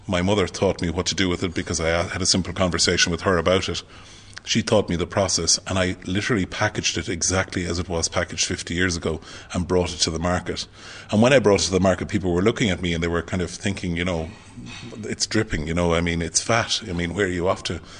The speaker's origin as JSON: {"language": "English", "town": "Clonmel", "region": "Munster", "country": "Ireland", "tie": "born or raised there", "said": "I'm a very proud Tipperary man"}